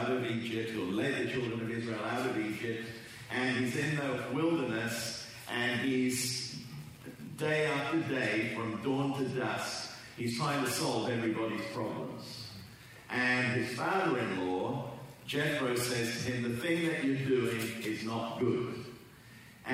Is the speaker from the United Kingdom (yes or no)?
yes; England, United Kingdom; also born or lived in Australia; now in Southern California, United States; you can tell by my accent that I'm not a Californian. And grew up in England, lived for 30 plus years in Australia